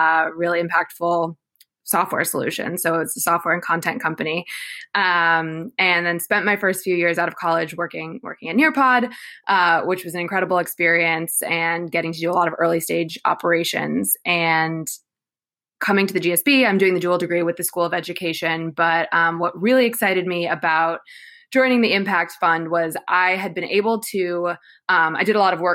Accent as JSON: {"language": "English", "town": "Chicago", "region": "Illinois", "country": "United States", "tie": "born or raised there", "moved": "as an adult", "said": "born and raised in Chicago"}